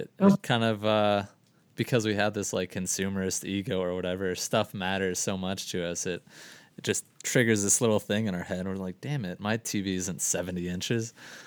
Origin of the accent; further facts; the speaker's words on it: Florida, United States; You know, I'm from Florida. I didn't have shit for winter.